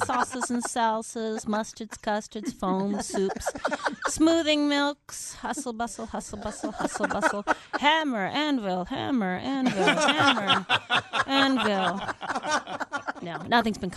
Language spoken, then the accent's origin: English; Minnesota, United States; now in Los Angeles, United States; I'm from Minnesota